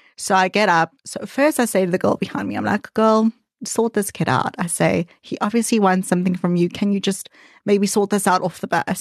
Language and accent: English; South Africa; moved away as an adult; now in United Kingdom; I'm a South African Jew